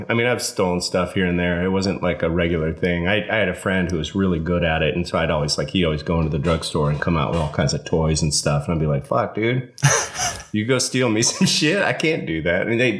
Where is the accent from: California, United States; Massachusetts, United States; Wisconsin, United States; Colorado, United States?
Colorado, United States; Evergreen; moved away; when I tell people I'm from Evergreen, Colorado